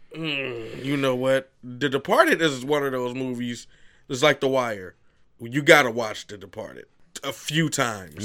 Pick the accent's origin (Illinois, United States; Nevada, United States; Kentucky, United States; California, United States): Illinois, United States; Chicago; I'm definitely from the South Side